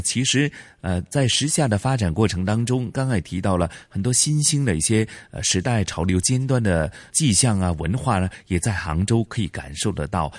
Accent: Hong Kong; 我们香港人

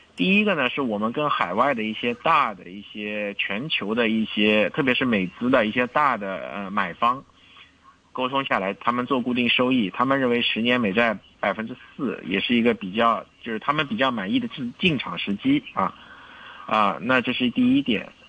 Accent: China; 我们中国人是勤劳善良的

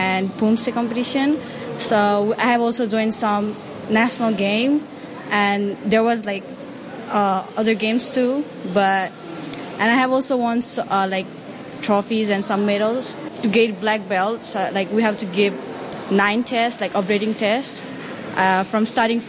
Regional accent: Nepal; now in Hong Kong; I was born in Nepal

